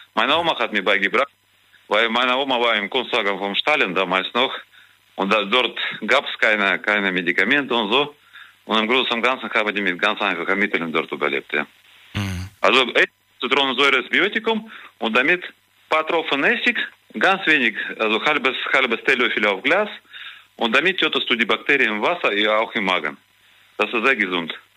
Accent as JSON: {"language": "German", "country": "Kazakhstan", "tie": "born or raised there", "moved": "yes", "lives_now": "Germany", "said": "ich bin ja in Kasachstan geboren"}